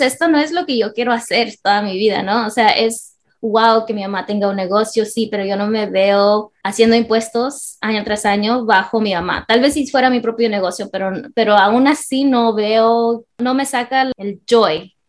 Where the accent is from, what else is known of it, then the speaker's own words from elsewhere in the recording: California, United States; nací crecí en California toda mi vida